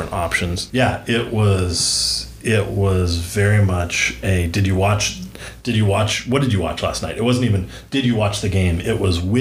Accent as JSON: {"language": "English", "region": "Southern California", "country": "United States", "tie": "born or raised there", "moved": "as an adult", "lives_now": "Northwest Arkansas, United States", "said": "my family and I moved from Southern California, where we'd lived really our entire lives."}